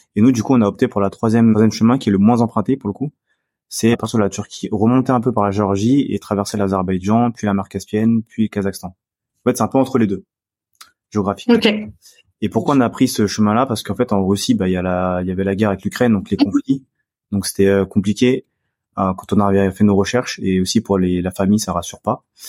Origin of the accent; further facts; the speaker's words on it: France; moi je suis français, donc j'ai le passeport français.